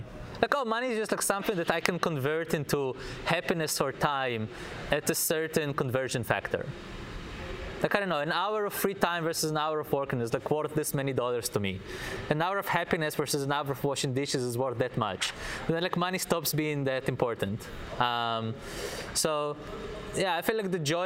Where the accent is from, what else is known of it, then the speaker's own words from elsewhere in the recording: Israel; moved away; I'm from Israel, so I was in the Israeli army